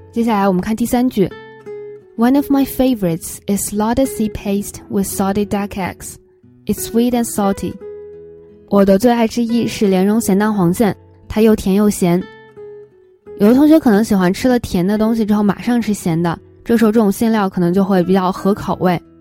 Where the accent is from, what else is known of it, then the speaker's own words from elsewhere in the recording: northern China, China; 我是北方人嘛，我们那边吃枣泥的月饼会比较多